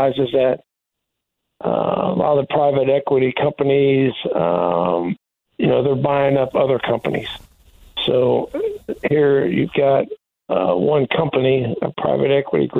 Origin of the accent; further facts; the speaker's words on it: Indianapolis, Indiana, United States; moved away; I was born in Indianapolis.